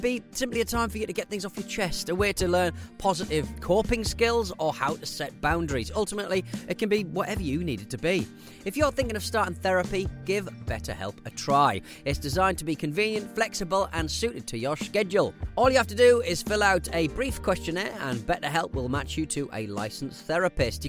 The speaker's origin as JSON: {"language": "English", "country": "Australia", "said": "I'm an Australian rambler listening to your show, and as a bloke with both English and Scottish ancestry"}